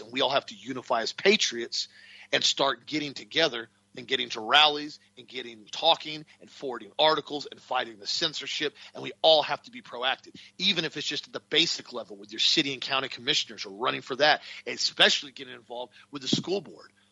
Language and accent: English; United States; us as American Christians